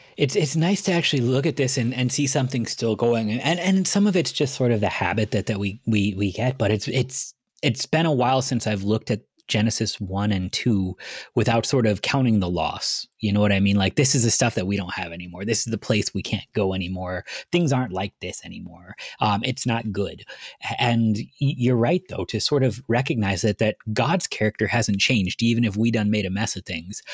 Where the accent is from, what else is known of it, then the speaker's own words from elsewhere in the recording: Cleveland, Ohio, United States; moved away; I was born in Cleveland